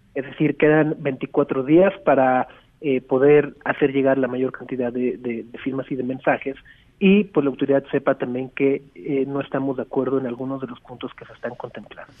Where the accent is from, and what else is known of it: Mexico